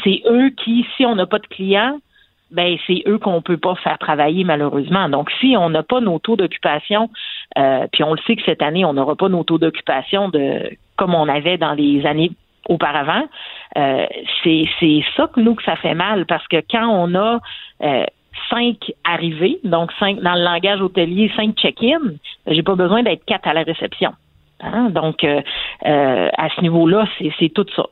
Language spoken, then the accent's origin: French; Quebec, Canada; en tant que Québécois